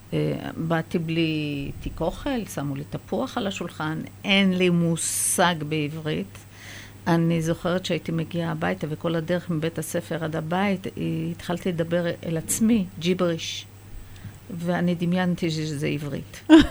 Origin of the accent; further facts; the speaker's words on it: Israel; Hebrew is a second language; also born or lived in Haifa, Israel (born) / Iran; עליתי לארץ בסביבות שמונה ושלושת רבעי